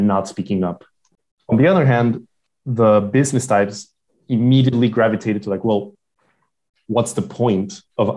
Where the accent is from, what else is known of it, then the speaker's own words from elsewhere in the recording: Lima, Peru; moved away; also born or lived in San Francisco / Johannesburg; I'm from Lima.